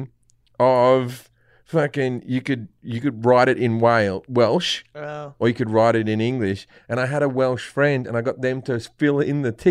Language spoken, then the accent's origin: English; Australia; I'm Australian, but I come from Australia.